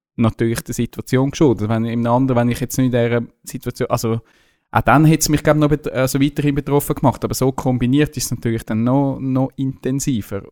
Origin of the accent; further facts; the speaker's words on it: Zurich, Switzerland; Als Zürcher